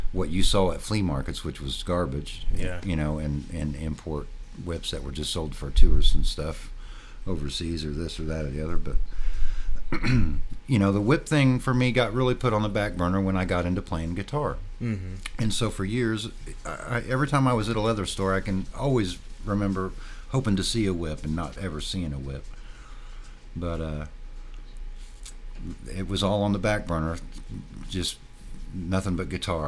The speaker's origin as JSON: {"language": "English", "town": "Martinsville", "region": "Indiana", "country": "United States", "tie": "born or raised there", "said": "I grew up south of Indianapolis in a little town called Martinsville"}